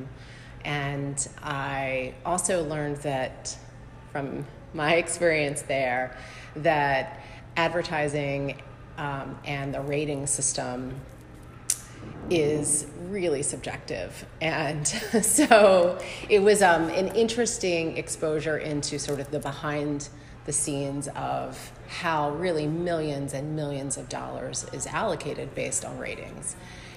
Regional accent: Norfolk, Virginia, United States; also born or lived in New York; I am from Norfolk. I grew up here in West Kent

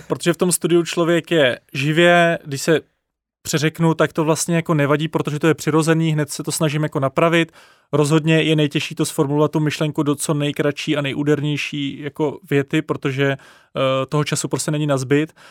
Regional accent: Czechia; jako Češi

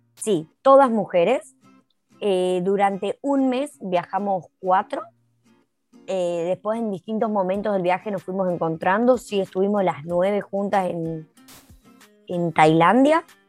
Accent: Jujuy, Argentina; moved away as an adult; now in New Zealand; Yo soy de Argentina, Jujuy

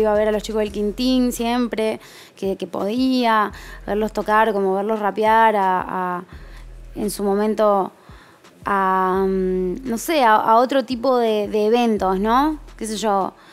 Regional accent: north, Argentina; esa fue mi ventaja, porque yo no traía el porteño conmigo, ¿entendés? {S0} Porque venía del norte

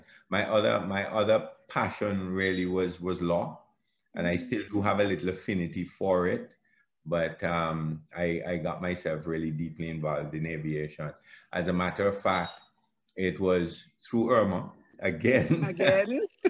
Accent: Antigua & Barbuda; I was born in Antigua, grew up in the little village called Michael's Village

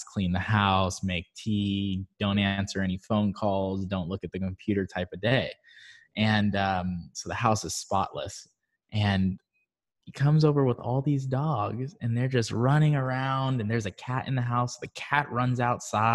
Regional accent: Barbados; moved away; I'm originally from Barbados

